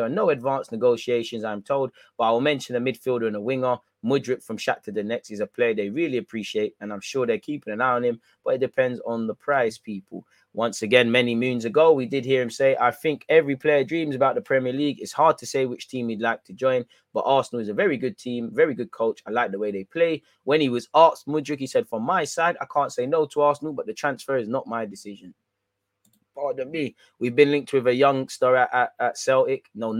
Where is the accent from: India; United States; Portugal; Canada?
Portugal; English is a second language; moved away as an adult; No, I come from Portugal and bring the sun.